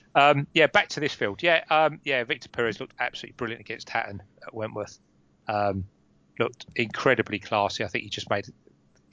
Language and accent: English; Romford, London, United Kingdom; I'm from Romford